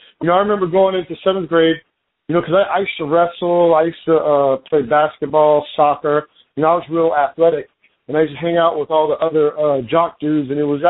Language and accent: English; Lemoore, California, United States; I was born and raised in California. I was actually born out in the desert in this town called Lemoore, where they actually, they fly like Navy fighters and stuff out there.